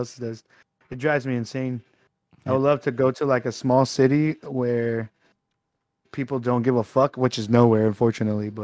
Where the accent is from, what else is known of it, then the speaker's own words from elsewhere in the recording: Texas, United States; I'm from Texas